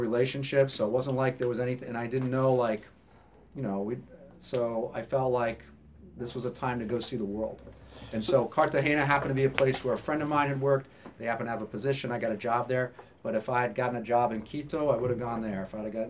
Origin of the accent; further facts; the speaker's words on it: Hanover, New Hampshire, United States; moved away as an adult; also born or lived in Atlanta, Georgia / Providence, Rhode Island; I grew up in New Hampshire, went to Hanover High School